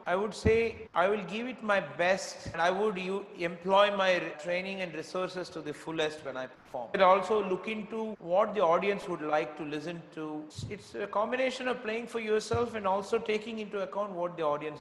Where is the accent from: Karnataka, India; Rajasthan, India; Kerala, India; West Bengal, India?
Karnataka, India; Bangalore; also born or lived in Tirunelveli, Tamil Nadu; now in Chennai, India; Though I was a Tamilian from Tirunelveli, but I grew up in Karnataka, so I was considered an outsider, so to say, from Bangalore